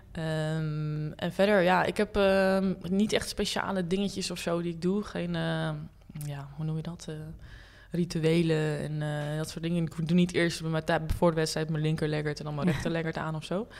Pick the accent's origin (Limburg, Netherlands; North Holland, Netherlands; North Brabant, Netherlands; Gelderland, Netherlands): North Holland, Netherlands; Hilversum; ik ben opgegroeid in Hilversum